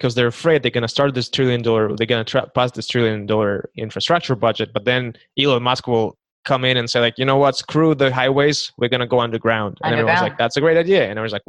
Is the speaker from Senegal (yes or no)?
no; Kazakhstan; English is a second language; also born or lived in Santa Barbara; now in United States; I came from Kazakhstan. I lived in Santa Barbara, and I took a trip to Los Angeles for the first time